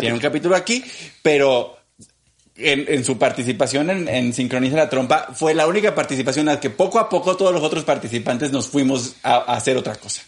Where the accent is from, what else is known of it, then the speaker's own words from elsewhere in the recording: Mexico; soy el único mexicano